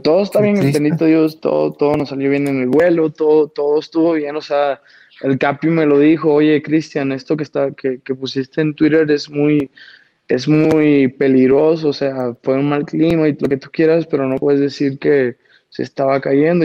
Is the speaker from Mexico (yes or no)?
yes; Caborca, Sonora, Mexico; also born or lived in Mexico City; Yo vengo de un ranchito de Caborca